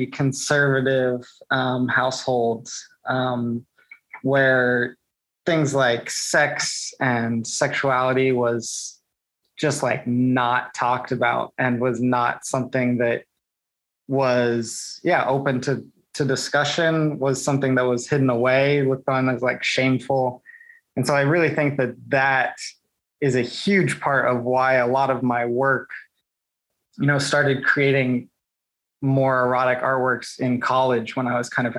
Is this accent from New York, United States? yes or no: no; Indiana, United States; I'm from Indiana